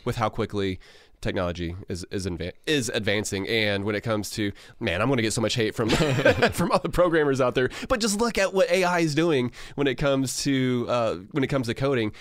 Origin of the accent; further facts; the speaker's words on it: United States; as American